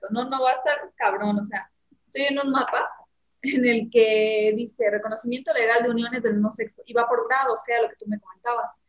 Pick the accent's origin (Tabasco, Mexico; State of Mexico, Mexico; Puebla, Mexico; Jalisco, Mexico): State of Mexico, Mexico; yo soy del Estado de México